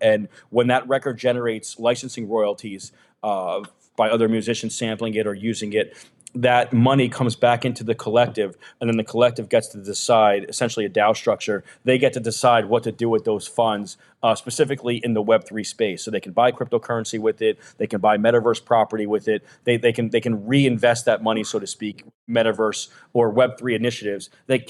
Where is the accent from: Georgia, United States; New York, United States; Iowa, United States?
New York, United States; New York City; I grew up in New York City.